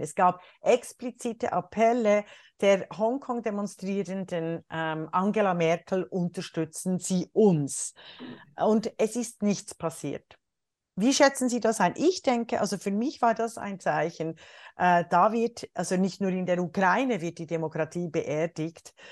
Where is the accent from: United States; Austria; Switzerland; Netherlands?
Switzerland; now in Germany; als Schweizerin und Deutsche